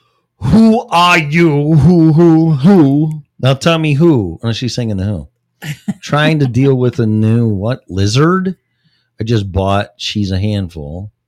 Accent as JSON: {"language": "English", "region": "Texas", "country": "United States", "said": "Yes, I'm from Texas. It was a day and a half drive."}